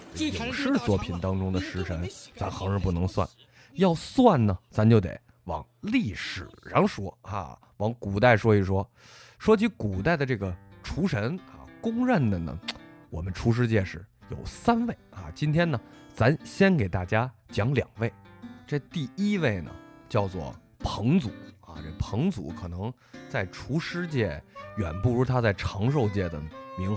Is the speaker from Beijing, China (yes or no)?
no; Sichuan, China; 你们徐州人没见过，我们四川人见过啊。